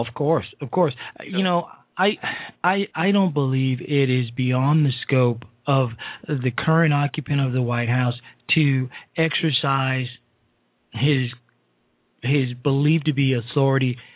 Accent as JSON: {"language": "English", "town": "Chicago", "region": "Illinois", "country": "United States", "tie": "born or raised there", "also_born_or_lived": "Alexandria, Virginia", "said": "my hometown of Chicago, Illinois, and unfortunately from the district I live"}